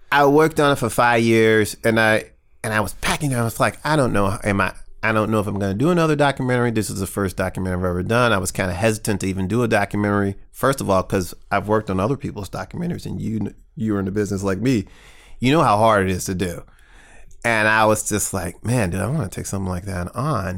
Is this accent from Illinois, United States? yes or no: no; St. Louis, Missouri, United States; I grew up in North County